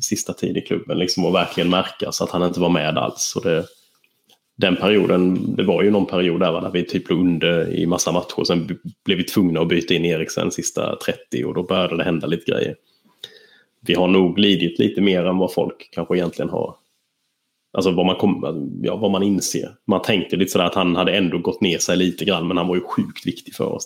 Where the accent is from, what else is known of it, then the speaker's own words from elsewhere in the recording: Småland, Sweden; moved away; som smålänning